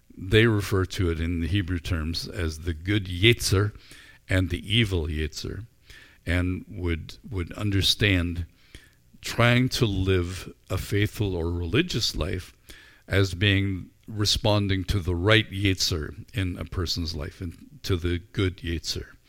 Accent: Northern Ireland, United Kingdom; moved away as an adult; also born or lived in Vancouver, Canada; now in Canada; I grew up in Northern Ireland

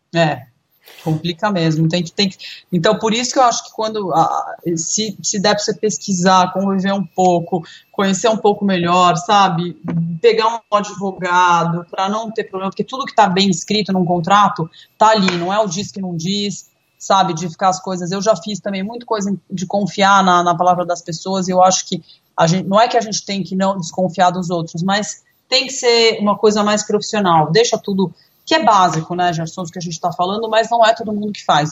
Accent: Brazil; a gente, como brasileiro

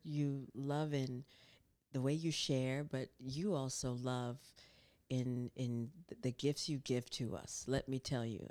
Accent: North Carolina, United States; I grew up in North Carolina

